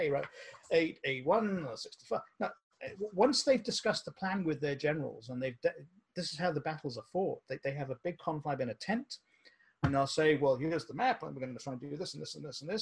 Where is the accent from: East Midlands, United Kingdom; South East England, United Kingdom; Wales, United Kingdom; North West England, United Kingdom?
Wales, United Kingdom; Cardiff; now in Austin, United States; I went to a school in the UK, Cardiff. I'm a Welsh guy